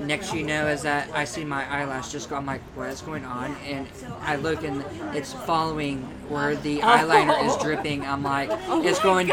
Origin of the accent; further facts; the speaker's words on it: Seymour, Indiana, United States; moved away as an adult; also born or lived in Brown County, Indiana; now in Bloomington, United States; I was born and raised in Seymour, Indiana